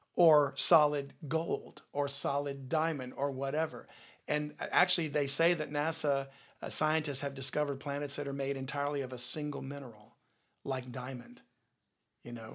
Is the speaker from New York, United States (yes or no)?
no; Louisiana, United States; a person born and raised in Louisiana